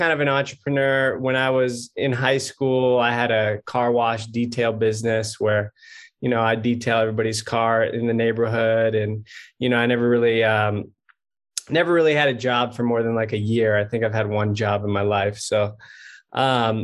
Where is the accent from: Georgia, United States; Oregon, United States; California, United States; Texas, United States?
California, United States; Southern; also born or lived in San Diego, California; I grew up in California, Southern California kid